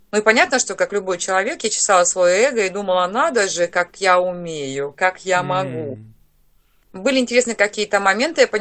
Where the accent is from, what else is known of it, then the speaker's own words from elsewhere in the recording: Targay, Kemerovo Oblast, Russia; now in Dnipropetrovsk, Ukraine; сама я а, с Сибири, а, с село Таргай. В свое время мы приехали жить на Украину, сейчас я живу в город Днепропетровск.